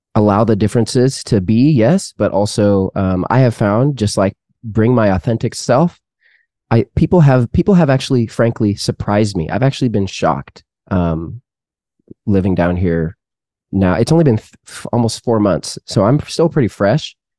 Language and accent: English; Seattle, Washington, United States; moved away as an adult; also born or lived in Canada; now in Texas, United States; born in Canada, raised in the Seattle area